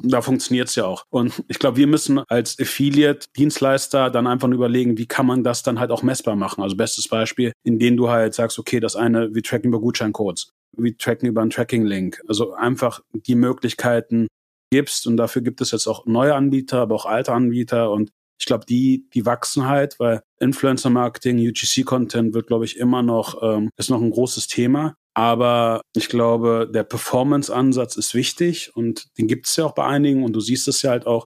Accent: Germany; wir auch als Deutsche

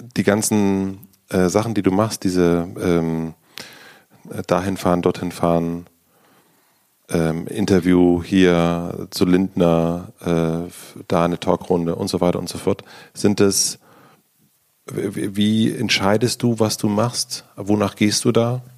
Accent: the East, eastern Germany, Germany; ich komme aus dem Osten und ich habe kein Abi

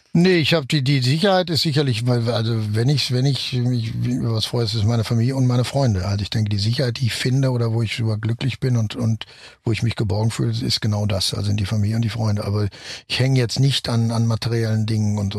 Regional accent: Germany; ich natürlich als Deutscher

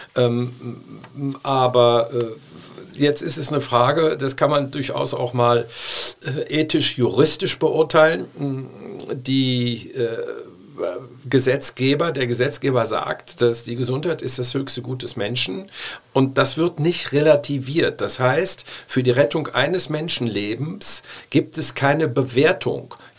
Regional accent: Cologne, North Rhine-Westphalia, Germany; als stolzer Kölner

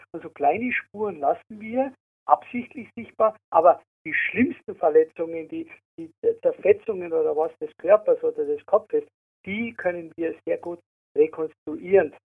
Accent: Munich, Bavaria, Germany; also born or lived in Germering; Ich bin im Ortsteil Giesing in München aufgewachsen

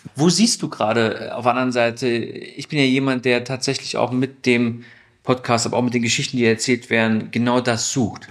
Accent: Stuttgart, Baden-Württemberg, Germany; Ich komme aus Stuttgart

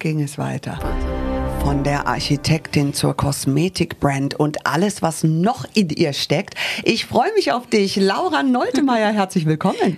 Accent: United States; now in Munich, Germany; ich bin Amerikanerin

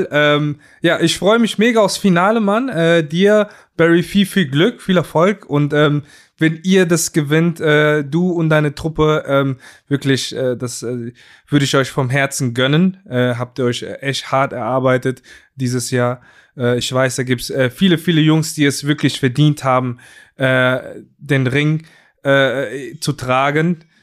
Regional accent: Hamburg, Germany; das tut weh als Hamburger, aber ich, ich, ich äh, glaube auch, dass Glenn leer ausgeht.

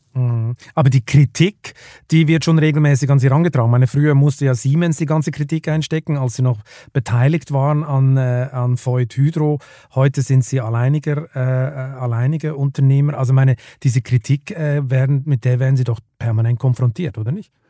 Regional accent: Switzerland; ich bin ja als Schweizer, bin ich beinahe aufgewachsen mit diesen, äh, mit diesen Staudämmen da in den Alpen

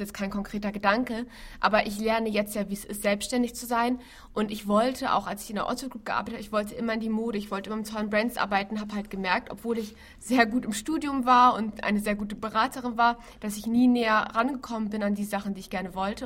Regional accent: Hamburg, Germany; Ich bin zwar gebürtige Hamburgerin

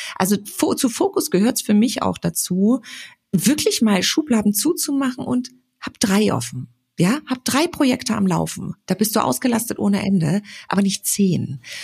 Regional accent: Frankfurt, Hesse, Germany; ich komme ja aus Frankfurt

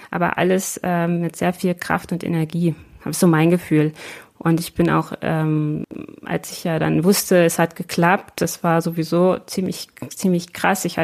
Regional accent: Lower Saxony, Germany; Und da freut es mich als Niedersächsin total

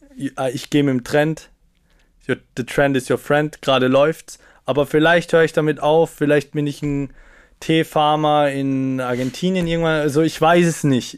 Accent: Salzburg, Austria; now in Vienna, Austria; Ich komme aus Salzburg, Kleinstadt, bin dort aufgewachsen mit elf Geschwistern leiblich.

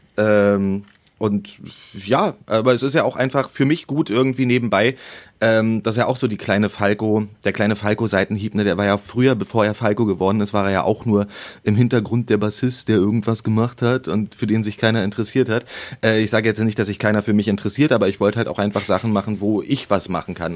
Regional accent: Berlin, Germany; ich bin in Berlin-Köpenick geboren und Köpenick ist zwar der größte Berliner Bezirk

